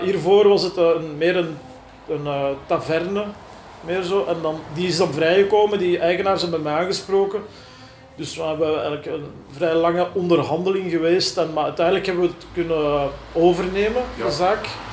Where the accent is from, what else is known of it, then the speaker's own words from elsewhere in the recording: Leuven, Flanders, Belgium; moved away as an adult; also born or lived in Borgerhout, Antwerp; now in Antwerp, Belgium; ik ben uit Leuven afkomstig en ehm, ik woon hier nu denk ik een, een 11, 12 jaar op het Laar in mhm. Borgerhout.